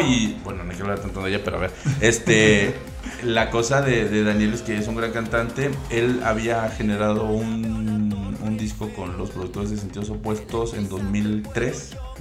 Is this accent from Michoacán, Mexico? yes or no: no; Veracruz, Mexico; now in Mexico City, Mexico; soy veracruzano